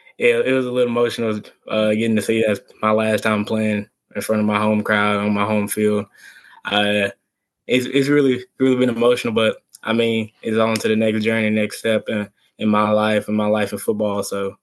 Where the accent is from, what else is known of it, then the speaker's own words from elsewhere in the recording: Texas, United States; I come from Texas football.